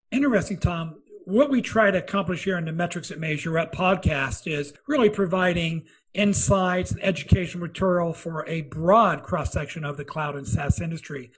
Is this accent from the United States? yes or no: yes; Midwest, United States; I'm from the Midwest